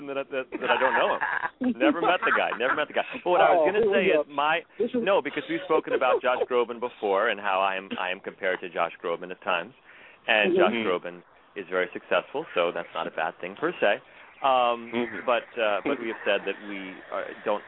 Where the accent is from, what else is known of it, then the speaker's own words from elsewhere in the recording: New York City, New York, United States; I grew up in New York City